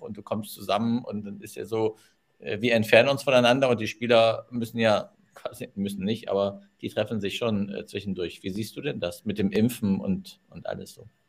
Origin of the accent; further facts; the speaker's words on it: Düsseldorf, North Rhine-Westphalia, Germany; moved away; in meiner Geburtsstadt